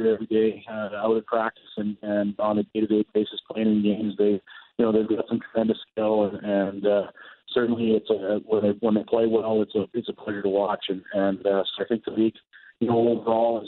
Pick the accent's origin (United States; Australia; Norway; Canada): Canada; Dominion City, Manitoba; now in Virden, Canada; Dominion City, South Winnipeg is my hometown